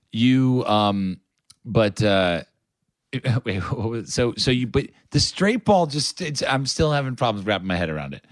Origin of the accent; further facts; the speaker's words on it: United States; me being an American